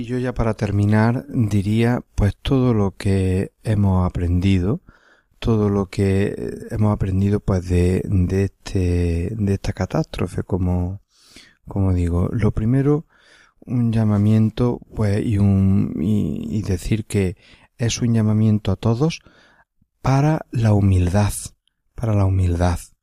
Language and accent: Spanish; Encinas Reales, Andalusia, Spain; also born or lived in Granada; now in Málaga, Spain; Yo soy, pues, eh, nacido en Encinas Reales, en la provincia de Córdoba, diócesis de Córdoba